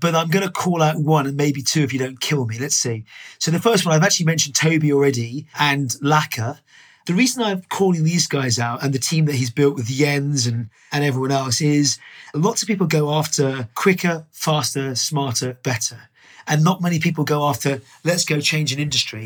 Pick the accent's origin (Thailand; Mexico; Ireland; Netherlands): Ireland; Dublin, Leinster; I was born in Dublin, lived in Ireland. My parents, as a kid, used to run pubs